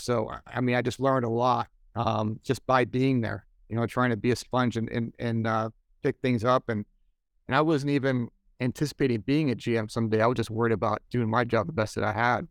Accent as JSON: {"language": "English", "town": "Buffalo", "region": "New York", "country": "United States", "tie": "born or raised there", "moved": "yes", "said": "I grew up in Buffalo"}